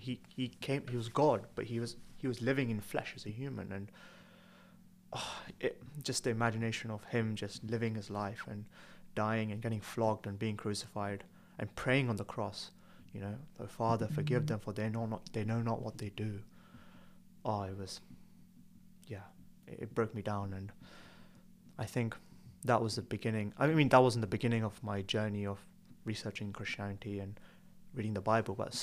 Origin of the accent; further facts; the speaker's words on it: Tamil Nadu, India; also born or lived in Birmingham; now in Newcastle, United Kingdom; I'm from Southern India, from Tamil Nadu, and lived in Birmingham and studied medicine at Newcastle